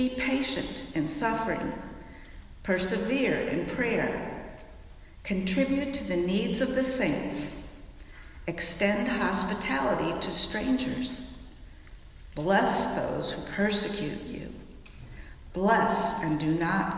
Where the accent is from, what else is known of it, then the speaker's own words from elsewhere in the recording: Fairfax, United States; my hometown of Fairfax